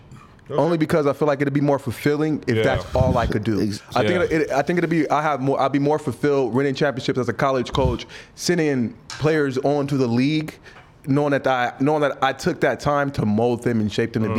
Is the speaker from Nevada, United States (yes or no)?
yes; Las Vegas, Nevada, United States; we grew up in Vegas, so this is nothing to us.